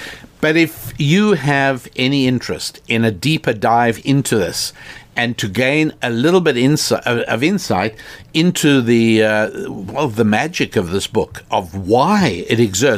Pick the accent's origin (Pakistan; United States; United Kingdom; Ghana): Ghana; A bit of my background. I live in Ghana, and I am Ghanaian.